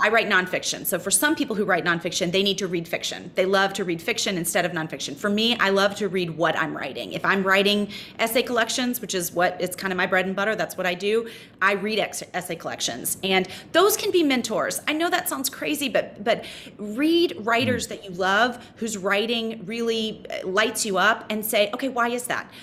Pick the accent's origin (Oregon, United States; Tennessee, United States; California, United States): Tennessee, United States; Memphis; moved away as an adult; also born or lived in North Carolina; now in New York City, United States; I loved growing up in Memphis